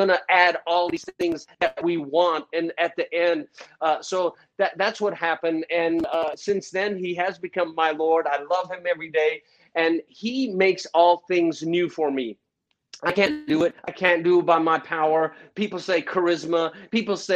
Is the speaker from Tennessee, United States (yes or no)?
yes; Chattanooga, Tennessee, United States; also born or lived in Jerusalem; it was 9, when we moved from Jerusalem all the way to a crazy, crazy place called Chattanooga, Tennessee